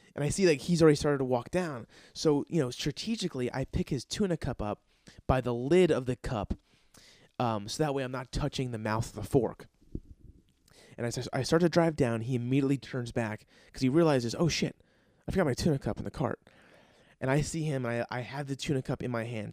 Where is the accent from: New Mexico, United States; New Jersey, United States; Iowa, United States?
New Jersey, United States; I'm from New Jersey